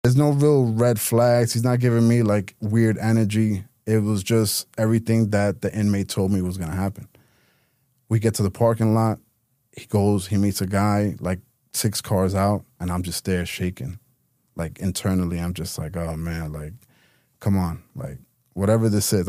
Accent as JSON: {"language": "English", "town": "New York City", "region": "New York", "country": "United States", "tie": "born or raised there", "moved": "as an adult", "lives_now": "Miami, United States", "said": "New York City, uh, native, born and raised in Queens"}